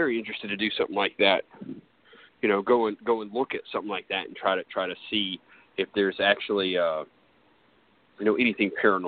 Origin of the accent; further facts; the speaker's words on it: Mayflower, Arkansas, United States; also born or lived in California; I grew up in Mayflower.